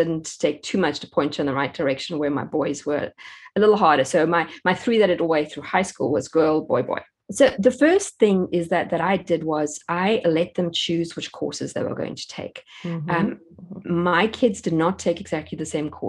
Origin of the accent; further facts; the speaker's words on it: South Africa; moved away as an adult; now in United States; I grew up in South Africa, and that's where we had all our four children